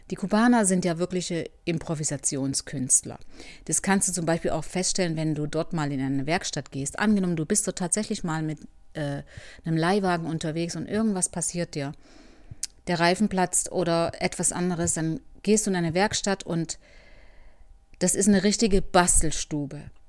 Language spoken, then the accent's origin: German; Germany; Und so es, ging es auch mir als Deutsche. Ich wurde respektiert und im Gegenteil, die haben eher noch mich als äh, was Besonderes gesehen